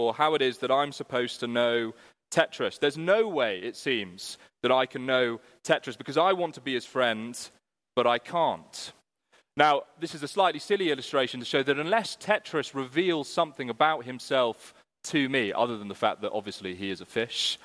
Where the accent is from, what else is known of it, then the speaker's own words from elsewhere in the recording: United Kingdom; we're British